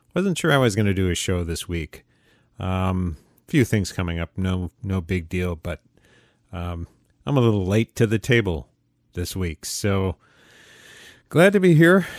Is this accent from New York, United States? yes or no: yes; Utica, New York, United States; my hometown, uh, of Utica, New York, upstate New York